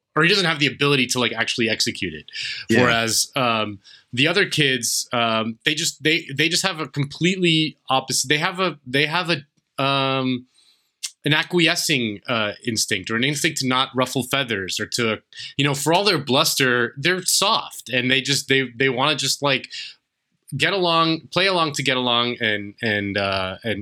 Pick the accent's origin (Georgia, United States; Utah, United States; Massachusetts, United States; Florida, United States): Florida, United States; I'm from Florida